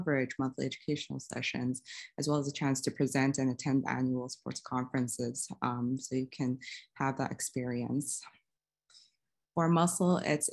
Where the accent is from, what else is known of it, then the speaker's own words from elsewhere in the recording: Saudi Arabia; moved away; I'm originally from Saudi Arabia.